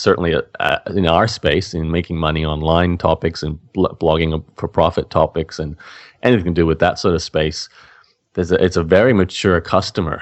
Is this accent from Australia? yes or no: yes; Australia; as an Australian